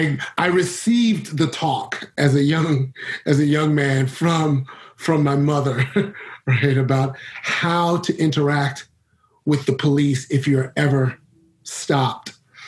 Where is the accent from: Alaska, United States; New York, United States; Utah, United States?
New York, United States; New York City; growing up in Brooklyn, New York